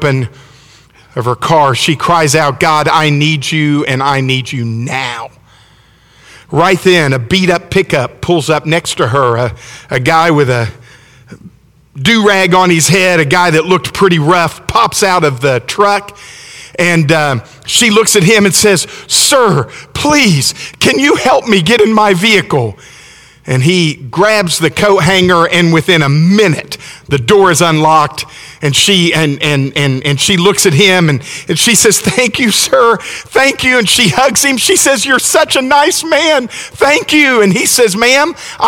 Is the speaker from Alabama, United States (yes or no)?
yes; Alabama, United States; I'm from Alabama